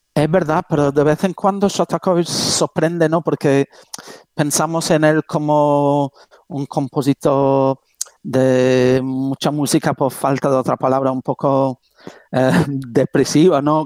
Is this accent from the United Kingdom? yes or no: yes; England, United Kingdom; now in Spain; yo siendo medio, medio inglés